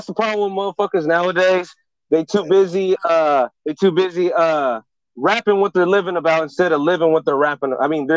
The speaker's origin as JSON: {"language": "English", "town": "Pittsburg", "region": "California", "country": "United States", "tie": "born or raised there"}